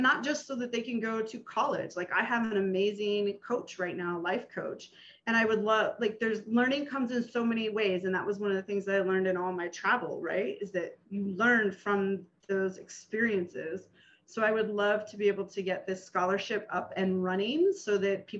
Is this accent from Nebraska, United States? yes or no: yes; Nebraska, United States; moved away; growing up in Nebraska